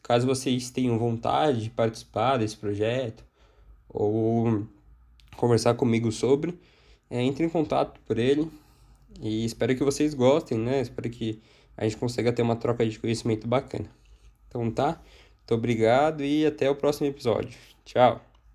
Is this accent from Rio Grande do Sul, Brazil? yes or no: no; São Paulo, Brazil; eu sou aqui de São Paulo